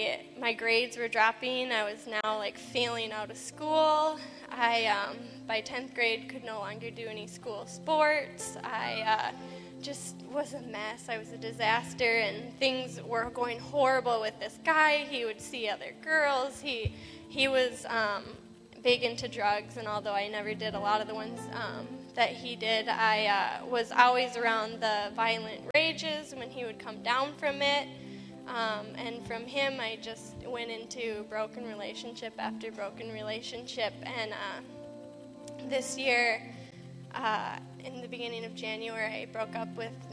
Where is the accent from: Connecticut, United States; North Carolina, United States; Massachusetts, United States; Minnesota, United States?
Minnesota, United States; Excuse the coat. I'm from Minnesota, but I'm still freezing right now.